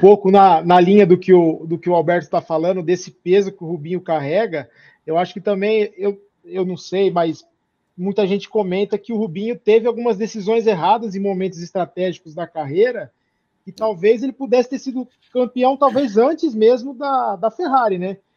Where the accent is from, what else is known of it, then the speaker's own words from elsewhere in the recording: Brazil; eu como brasileiro